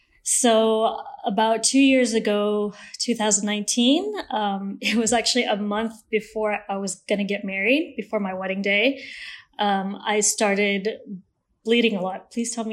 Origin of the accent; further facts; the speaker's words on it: Malaysia; also born or lived in Switzerland; I was born in Switzerland, and my family, and due to my dad's job, we moved around every 3 or 4 years. So I'm Malaysian, but I don't have an accent.